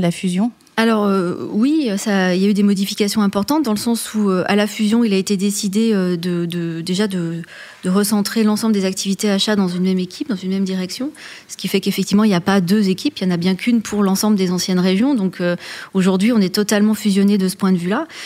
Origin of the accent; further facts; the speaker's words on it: Auvergne-Rhône-Alpes, France; born there; Alors moi, je suis née en Auvergne.